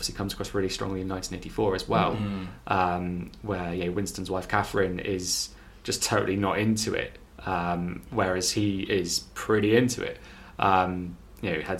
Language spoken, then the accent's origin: English; North Devon, South West England, United Kingdom; I'm from North Devon.